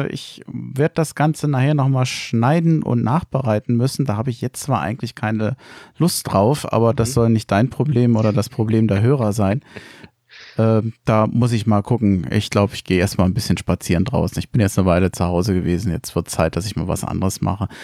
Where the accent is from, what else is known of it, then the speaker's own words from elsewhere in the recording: Berlin, Germany; moved away as an adult; now in Frankfurt am Main, Germany; Ich komme ursprünglich aus Berlin-Reinickendorf. Mich hat es vor mittlerweile 13 Jahren aus beruflichen Gründen nach Frankfurt am Main verschlagen.